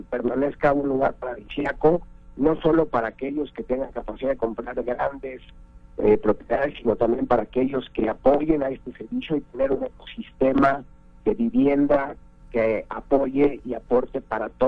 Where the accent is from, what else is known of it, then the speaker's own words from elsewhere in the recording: Mexico; tenemos que hacer una chamba importante como banco, como sociedad, como mexicanos, como política pública